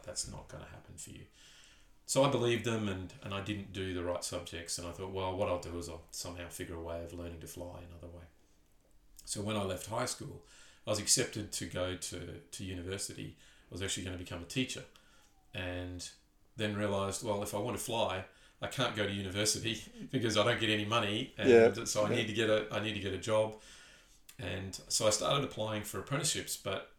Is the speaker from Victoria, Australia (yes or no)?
no; Townsville, Queensland, Australia; moved away as an adult; also born or lived in Perth / Newcastle / Tindal, Northern Territory; I was born in Townsville, raised in Townsville.